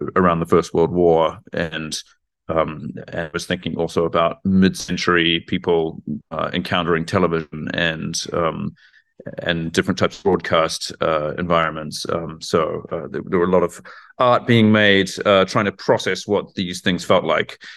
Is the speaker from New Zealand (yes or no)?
yes; New Zealand; moved away as an adult; also born or lived in Frankfurt, Germany; now in Germany; I grew up in New Zealand and I moved to Germany, where I now live and work, um, around 2007